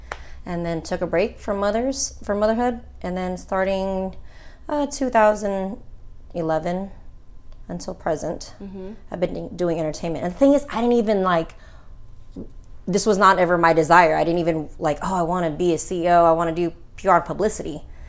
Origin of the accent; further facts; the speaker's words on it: California, United States; I need you to come and move down because we're all from California.